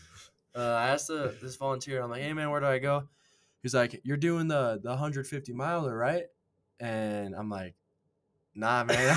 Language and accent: English; Las Vegas, Nevada, United States; moved away as an adult; now in Utah, United States; I'm from Las Vegas